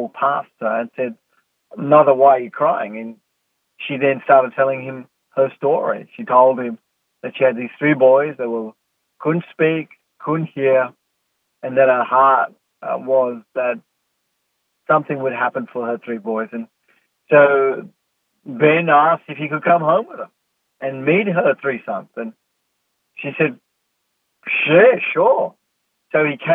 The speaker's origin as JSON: {"language": "English", "country": "South Africa", "tie": "born or raised there", "said": "growing up in South Africa"}